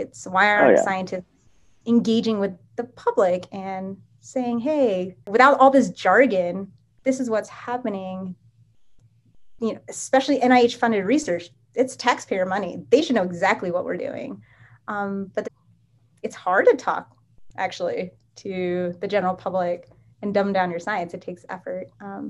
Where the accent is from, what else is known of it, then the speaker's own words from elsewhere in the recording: Japan; Instead, I grew up in Japan. We have Japanese universities, which are doing great science